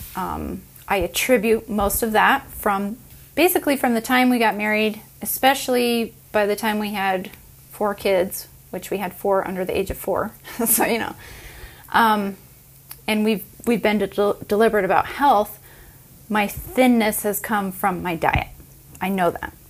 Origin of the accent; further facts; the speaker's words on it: United States; I grew up in America